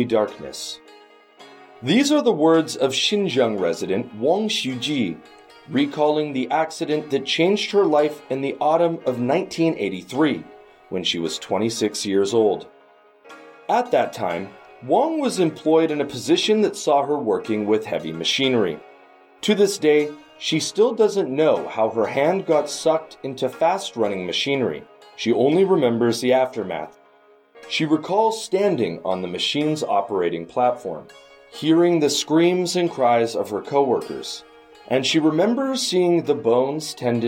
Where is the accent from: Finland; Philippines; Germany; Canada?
Canada; In my home country of Canada